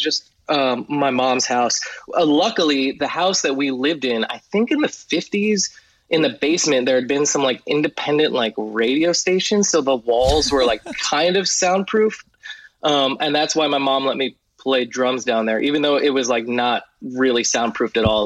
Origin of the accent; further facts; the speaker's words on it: New Jersey, United States; I grew up in Jersey